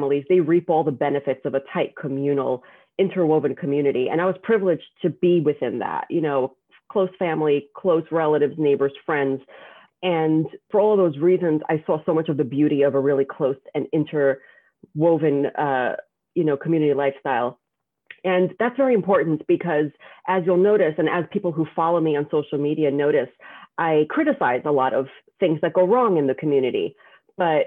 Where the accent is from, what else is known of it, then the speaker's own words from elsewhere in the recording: New York City, New York, United States; I grew up in Borough Park in a Hasidic community